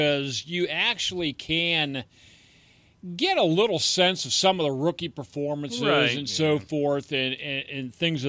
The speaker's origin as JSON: {"language": "English", "country": "United States", "said": "I'm an American"}